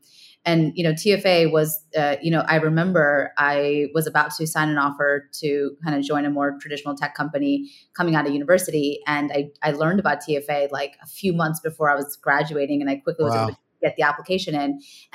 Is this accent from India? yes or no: yes; India; English is a second language; felt like my home country of India, we have a very, very similar problem